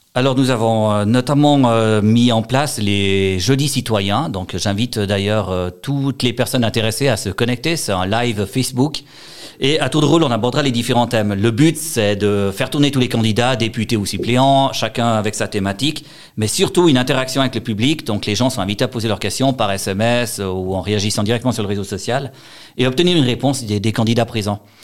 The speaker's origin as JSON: {"language": "French", "region": "Valais", "country": "Switzerland"}